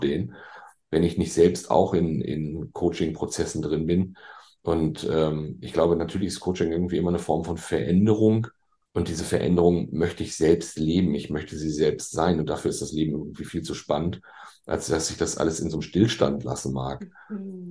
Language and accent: German; Bielefeld, North Rhine-Westphalia, Germany; moved away as an adult; now in Hamburg, Germany; Ich bin ja gebürtiger Ostwestfale. Ah. Ich komme ja aus Bielefeld, der Stadt, die es ja gar nicht gibt.